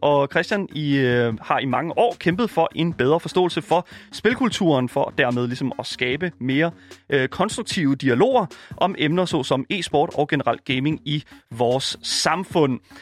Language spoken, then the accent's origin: Danish; Horsens, Central Denmark Region, Denmark; jeg er fra Horsens, så det er sådan, lidt, det er sådan lige oh. i det område